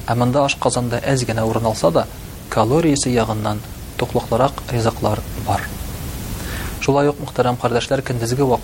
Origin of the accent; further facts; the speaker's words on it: Tatarstan, Russia; Без татар халкы урнашкан урыныбыз ягыннан бик уникаль. Менә без татар халкы шушы үзебезнең яшәгән урыныбыздан чыгып ураза тотабыз.